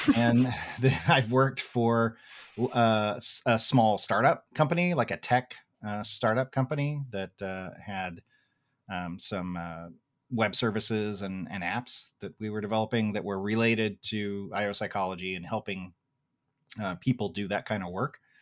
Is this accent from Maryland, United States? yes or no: no; Tulsa, Oklahoma, United States; where I grew up in Tulsa, Oklahoma